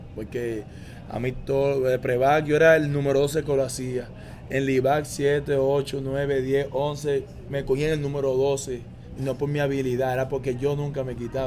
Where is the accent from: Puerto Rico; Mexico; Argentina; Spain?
Puerto Rico; Caguas; also born or lived in Mayagüez / Aguada / Ponce; yo nací en Mayagüez, me crié en Aguada un par de años, entonces me mudé para Cagua